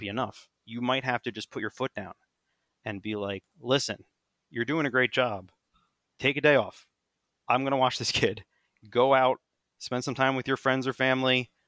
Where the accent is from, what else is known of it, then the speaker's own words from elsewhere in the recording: United States; I'm still an American